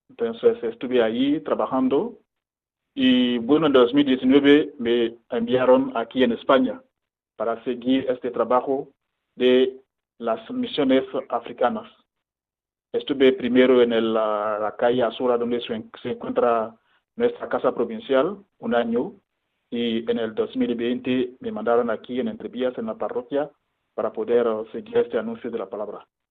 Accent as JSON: {"language": "Spanish", "country": "Côte d’Ivoire", "tie": "born or raised there", "also_born_or_lived": "Ghana", "moved": "as an adult", "lives_now": "Madrid, Spain", "said": "yo soy de Costa de Marfil y bueno, nací ahí, crecí ahí"}